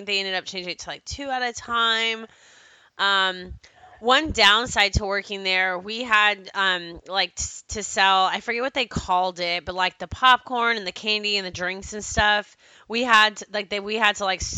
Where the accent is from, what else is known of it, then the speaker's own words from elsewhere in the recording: Plano, Texas, United States; growing up in Plano, Texas